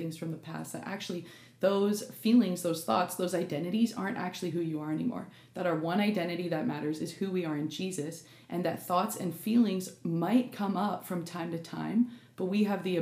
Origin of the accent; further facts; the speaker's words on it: Canada; I'm Canadian actually.